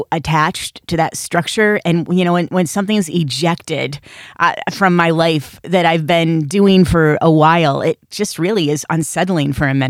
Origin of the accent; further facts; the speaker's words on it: Michigan, United States; I get a little accent from you and it's kind of similar to mine. I'm from Michigan.